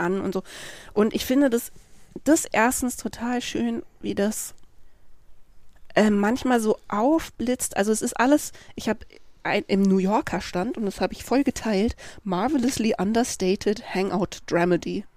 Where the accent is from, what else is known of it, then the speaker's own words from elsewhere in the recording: Freiburg, Baden-Württemberg, Germany; also born or lived in Berlin; ich bin ja mit einer lesbischen Mutter aufgewachsen in Freiburg, was jetzt natürlich nicht Manhattan, Kansas war, aber wir kamen aus Berlin mhm. und wir mhm. sind da hingezogen, da war ich sechs